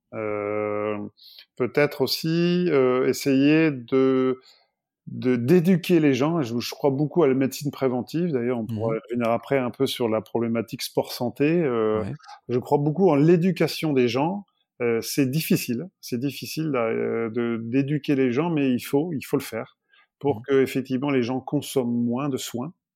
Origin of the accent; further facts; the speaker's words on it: France; on est français, on reste français